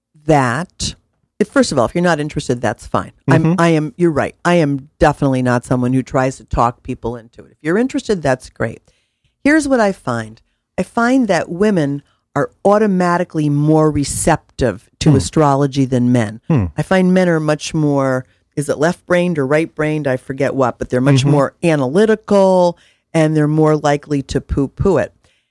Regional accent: Missouri, United States; I'm from Missouri, prove it.

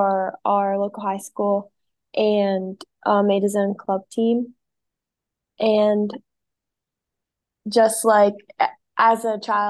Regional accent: Bel Air, Maryland, United States; I grew up in Bel Air, Maryland

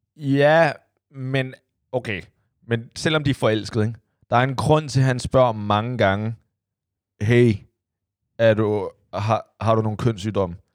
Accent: China; now in Denmark; jeg er fra Kina igen

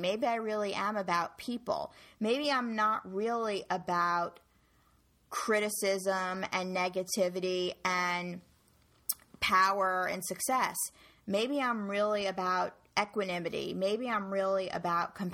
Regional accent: New York, United States; I was born and raised in New York

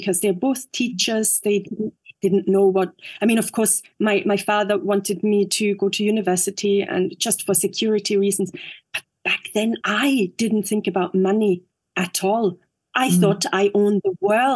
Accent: Vienna, Austria; English is a second language; also born or lived in London; I moved back to Vienna, I got, I applied to theatres and then I got my first acting job

